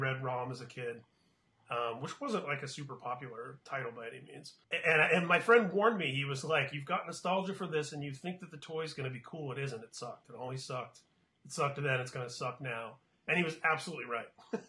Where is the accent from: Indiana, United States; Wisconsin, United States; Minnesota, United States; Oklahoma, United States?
Indiana, United States; Indianapolis; moved away as an adult; now in Southern California, United States; I was in elementary school on the south side of Indianapolis.